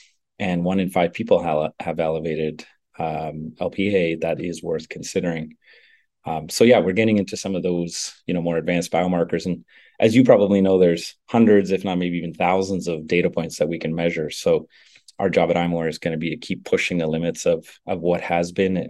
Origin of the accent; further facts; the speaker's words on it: Northern Canada, Canada; I grew up in Northern Canada, where it snows half the year.